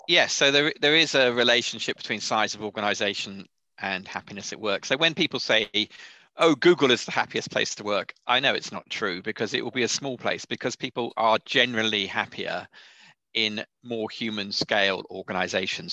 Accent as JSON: {"language": "English", "country": "United Kingdom", "said": "being British"}